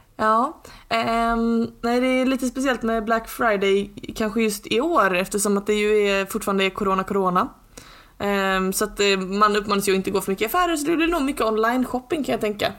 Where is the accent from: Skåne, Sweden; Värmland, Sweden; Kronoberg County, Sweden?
Skåne, Sweden; som skåning